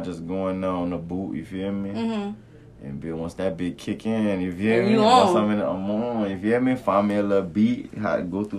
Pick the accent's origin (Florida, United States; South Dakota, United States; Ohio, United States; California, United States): Florida, United States; Pompano Beach; I'm from Pompano Beach, Florida, across town.